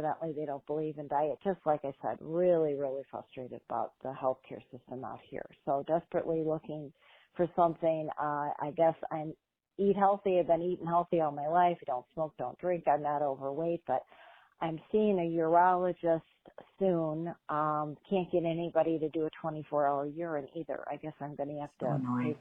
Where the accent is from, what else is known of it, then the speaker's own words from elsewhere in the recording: Chicago, Illinois, United States; moved away as an adult; also born or lived in Lake Zurich, Illinois; now in Queen Creek, United States; I am a former resident of Lake Zurich, Illinois, born and raised in Chicago, currently living in Arizona